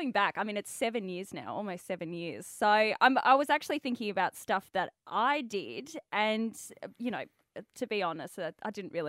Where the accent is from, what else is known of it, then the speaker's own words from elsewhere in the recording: South Africa; now in Perth, Australia; I grew up in a rugby family, because I'm South African